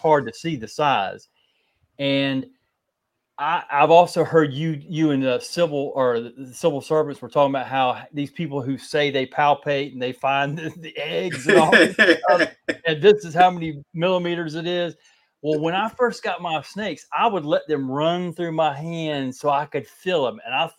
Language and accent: English; North Carolina, United States; also born or lived in Fort Myers, Florida; Well, I was born in Fort Myers, and then we moved from there when I was about 2, and then I moved back in 1984, and I stayed down there till like 87, and then moved back up here to North Carolina in 87.